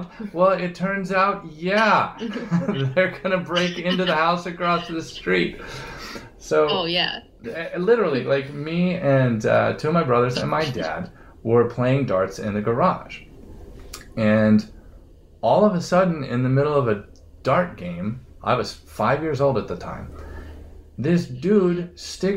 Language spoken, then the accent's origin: English; San Bernardino, California, United States; I was born in San Bernardino, right across the second house that we lived in.